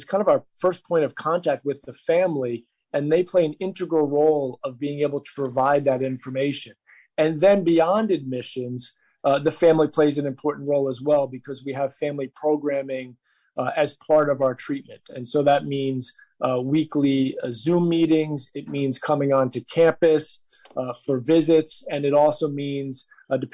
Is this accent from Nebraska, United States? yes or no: no; New York, United States; I come from New York, and I come from a family